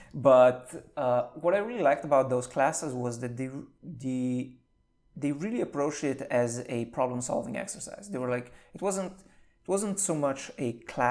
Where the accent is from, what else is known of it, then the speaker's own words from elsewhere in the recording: Slovenia; English is a second language; moved away as an adult; now in Silicon Valley, United States; I'm from Slovenia